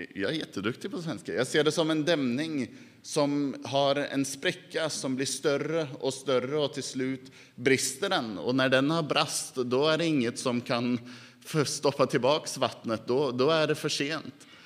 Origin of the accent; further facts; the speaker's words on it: Norway; Swedish is a second language; also born or lived in Dal; hemma i Norge